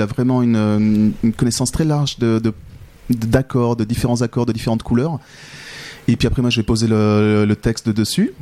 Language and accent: French; France; moved away as an adult; now in Switzerland; je suis français. J'ai mhm. débarqué en Suisse il y a une quinzaine d'années